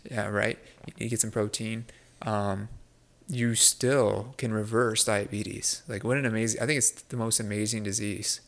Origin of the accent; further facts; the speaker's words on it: United States; as American